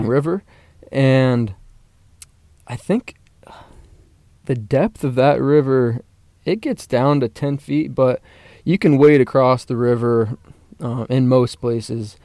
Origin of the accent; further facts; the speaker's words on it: Parker, Colorado, United States; also born or lived in Atlanta, Georgia; I grew up in Parker, Colorado